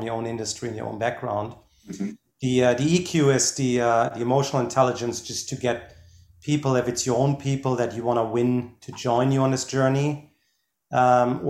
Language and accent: English; Germany; now in United States; I'm originally from Germany